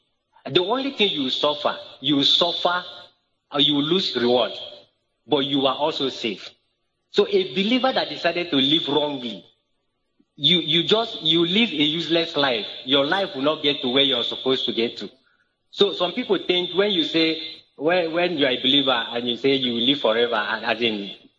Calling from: Uyo, Akwa Ibom, Nigeria

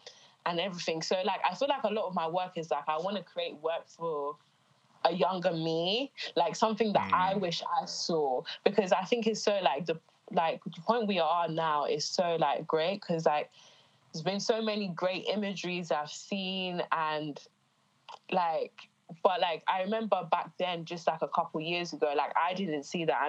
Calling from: London, United Kingdom; I'm calling from London today. Yeah, London, UK.

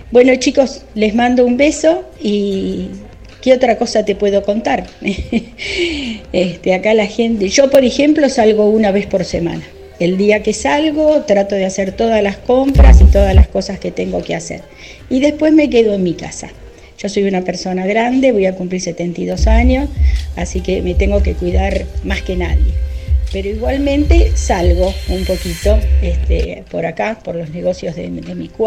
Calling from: Buenos Aires, Argentina; soy de Villa del Parque, de la capital

